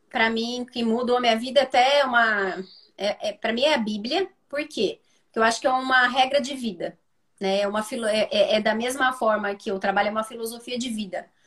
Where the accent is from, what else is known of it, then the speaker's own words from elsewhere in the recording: Campinas, São Paulo, Brazil; Aqui, eu sou de Campinas, então algumas pessoas podem não, não saber.